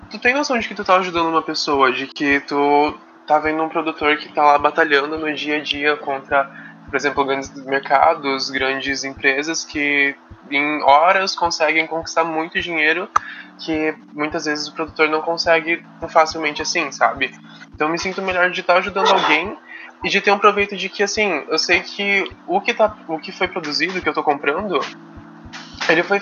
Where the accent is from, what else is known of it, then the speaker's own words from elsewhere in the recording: Campo Grande, Mato Grosso do Sul, Brazil; now in Itajaí, Brazil; Que eu não sou daqui, eu sou de Campo Grande